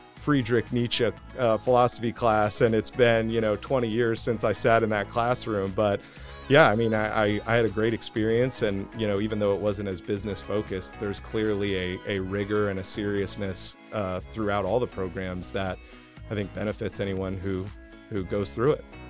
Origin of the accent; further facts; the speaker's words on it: New Jersey, United States; moved away as an adult; also born or lived in Houston, Texas; growing up in New Jersey